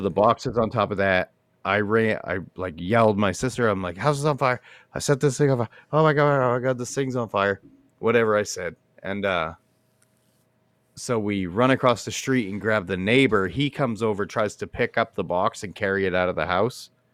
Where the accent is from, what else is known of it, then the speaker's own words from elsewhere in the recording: United States; I'm an American